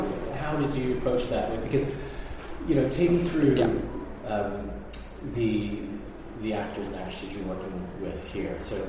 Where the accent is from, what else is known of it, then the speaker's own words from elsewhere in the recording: United States; I'm American, I grew up with playing American football